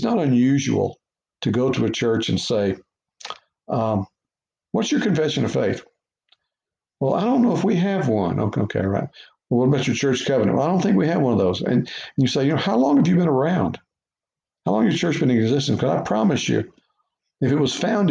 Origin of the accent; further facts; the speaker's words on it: Beaumont, Texas, United States; moved away as an adult; also born or lived in Louisiana; Growing up in Beaumont, Texas